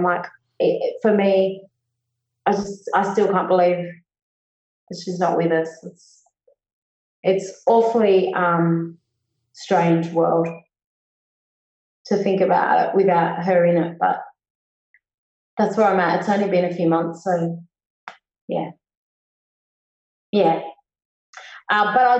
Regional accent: Rooty Hill, New South Wales, Australia; because in Rudy Hill, like, growing up in the West, back in the 80s and 90s, it just felt like you were so far removed from any music or like live acts, or it wasn't around.

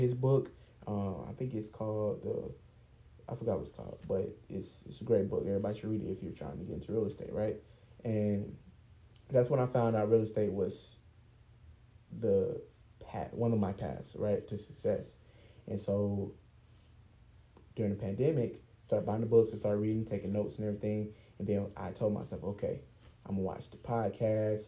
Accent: East Point, Georgia, United States; also born or lived in Cobb County, Georgia; I'm from Atlanta, Georgia, and more so East Point, South Side. And, you know, moving to Cobb County, which is where we currently live

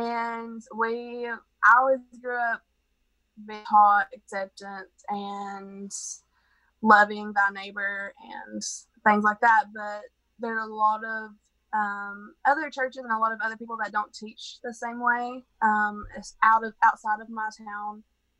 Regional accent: Kermit, West Virginia, United States; Not myself, but this area is very conservative. We are in the Bible Belt here. So in my town of Kermit, we have the population

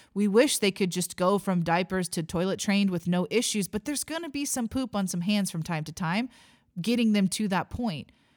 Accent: Missouri, United States; I was born and raised in Missouri

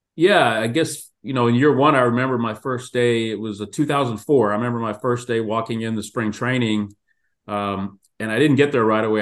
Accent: Houston, Texas, United States; I grew up in Houston

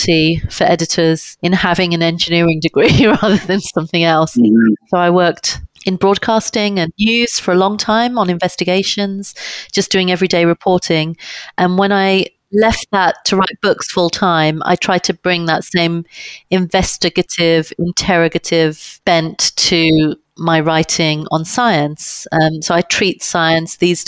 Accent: London, United Kingdom; I was born in London and I've grown up here, London, England

